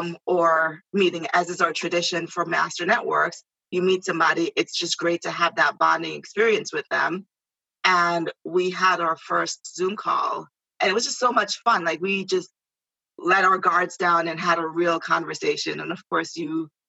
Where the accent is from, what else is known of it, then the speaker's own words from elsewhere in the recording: Jamaica; also born or lived in Valley Stream, New York; now in New York, United States; I am from Jamaica, the beautiful island of Jamaica. So every now and then I say something and it comes out with an accent. I'm like, I'm Jamaican.